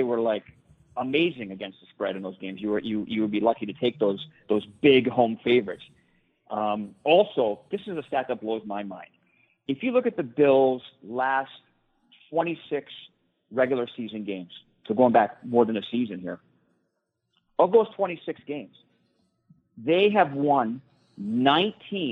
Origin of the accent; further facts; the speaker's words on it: near Buffalo, New York, United States; moved away; Buffalo is close to my hometown where I grew up